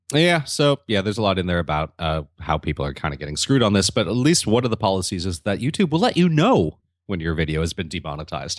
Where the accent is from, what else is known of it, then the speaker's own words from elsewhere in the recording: Santa Monica, California, United States; here in my hometown of Santa Monica